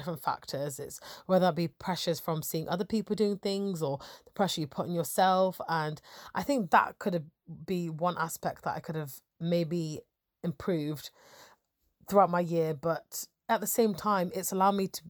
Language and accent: English; Nottingham, East Midlands, United Kingdom; also born or lived in Sheffield; I'm originally from Nottingham